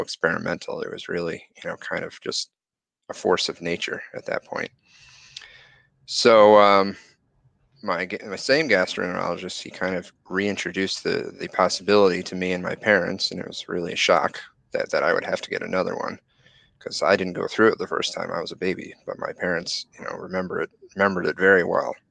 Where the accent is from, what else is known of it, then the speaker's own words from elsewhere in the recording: Connecticut, United States; I grew up in in Connecticut, had great friends, had a great experience